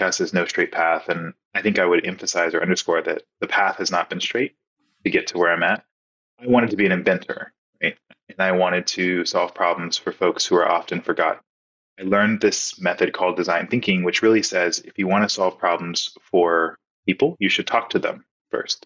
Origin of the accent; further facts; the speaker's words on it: Texas, United States; also born or lived in Nebraska; my home state of Texas